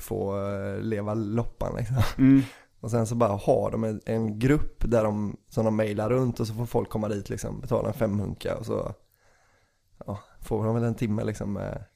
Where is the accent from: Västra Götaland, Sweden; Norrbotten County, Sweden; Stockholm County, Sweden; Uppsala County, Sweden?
Västra Götaland, Sweden; Bohuslän; vi är ju från Bohuslän